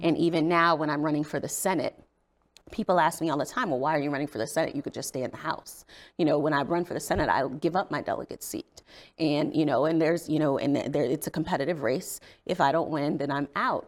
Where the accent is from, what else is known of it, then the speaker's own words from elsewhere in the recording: South Bend, Indiana, United States; moved away as an adult; also born or lived in Virginia; now in Maryland, United States; I grew up in South Bend, Indiana, in a family that was very politically active.